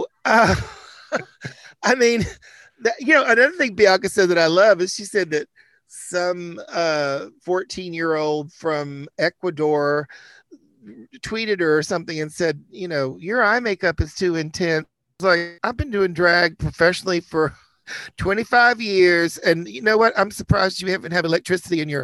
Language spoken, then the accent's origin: English; Chattanooga, Tennessee, United States; also born or lived in New York City; now in New York, United States; I grew up in Chattanooga, Tennessee